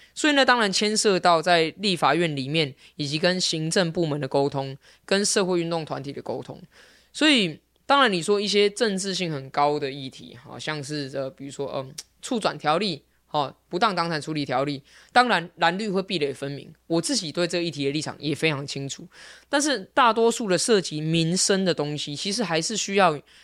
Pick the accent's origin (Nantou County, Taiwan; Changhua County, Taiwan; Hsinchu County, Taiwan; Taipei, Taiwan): Taipei, Taiwan; 我从小在文山区出生长大，所以我在大安文山区选议员对我来说很自然，因为这就是我的家